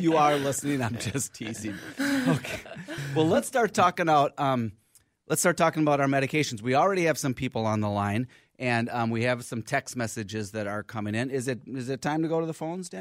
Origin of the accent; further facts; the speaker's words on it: Minneapolis, Minnesota, United States; I'm from here. Went to my schooling here